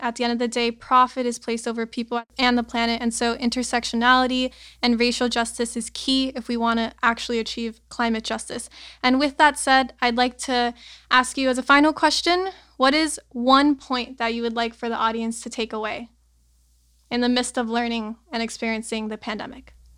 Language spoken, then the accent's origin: English; Miami, Florida, United States; growing up in Miami in such a strange place